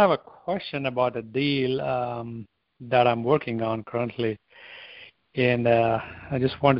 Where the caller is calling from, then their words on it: Texas, United States; I'm calling from Texas.